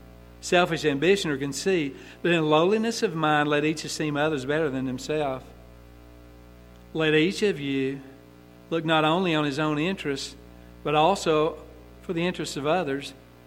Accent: United States; we're from the United States, we're from America

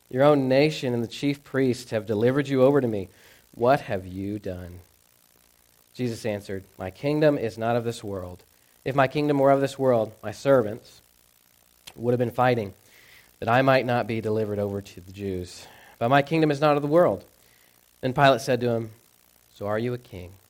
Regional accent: the South, United States; I grew up in the South, so, um, you know, big, like, Bible Belt churches.

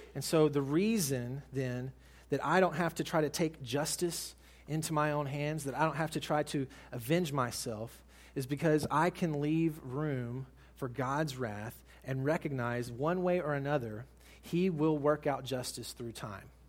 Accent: United States; as American Christians

